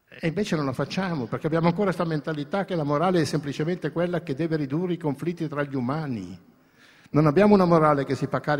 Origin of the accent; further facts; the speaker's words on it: Greece; anche io che sono greco ho una cultura cristiana nel fondo della mia anima